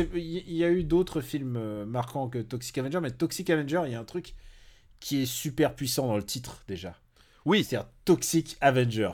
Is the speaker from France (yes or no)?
yes; Normandy, France; moved away; j'ai passé une partie de mon enfance aussi en Normandie